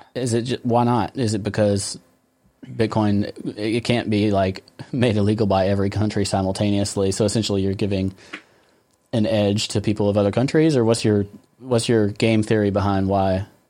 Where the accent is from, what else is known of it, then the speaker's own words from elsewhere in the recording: United States; I'm American.